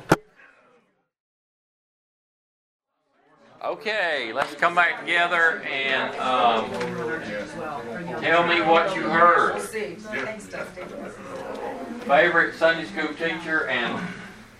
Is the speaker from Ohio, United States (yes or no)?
no; Dalton, Georgia, United States; also born or lived in Snellville, Georgia; I am originally from North Georgia, Dalton area